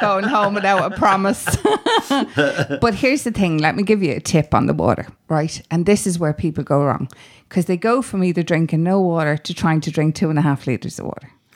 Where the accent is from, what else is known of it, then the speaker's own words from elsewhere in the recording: Dublin, Leinster, Ireland; I grew up on Grand Canal Street up the road there